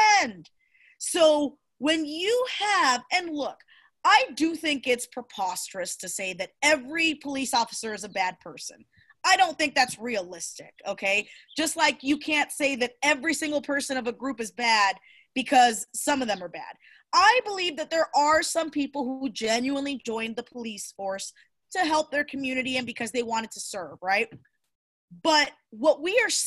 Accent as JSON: {"language": "English", "country": "Cuba", "tie": "born or raised there", "moved": "yes", "lives_now": "United States", "said": "I was born in Cuba"}